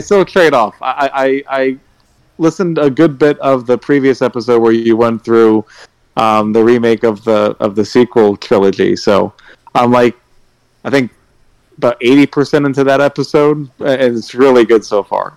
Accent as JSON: {"language": "English", "town": "Houston", "region": "Texas", "country": "United States", "said": "I'm from Houston, Texas."}